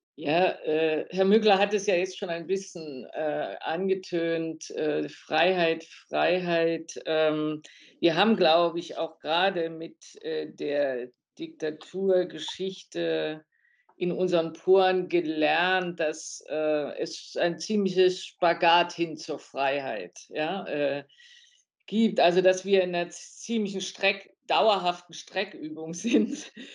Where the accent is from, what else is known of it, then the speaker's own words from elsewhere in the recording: Germany; wir als Deutsche